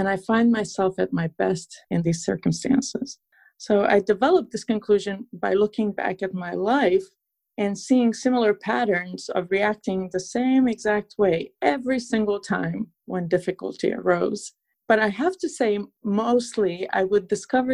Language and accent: English; Transylvania, Romania; English is a second language; moved away as an adult; also born or lived in upstate New York, United States; now in New York, United States; I was born and raised in Transylvania, Romania.